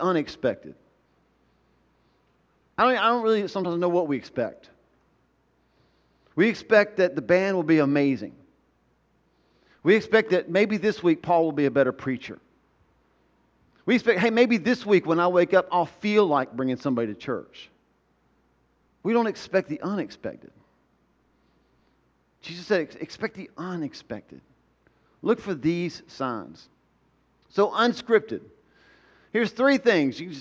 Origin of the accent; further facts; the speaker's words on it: the South, United States; I grew up in the South